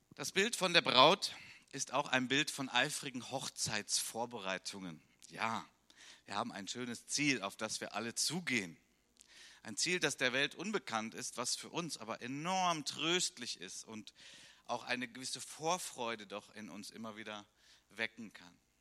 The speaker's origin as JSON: {"language": "German", "country": "Germany", "said": "bei uns in Deutschland"}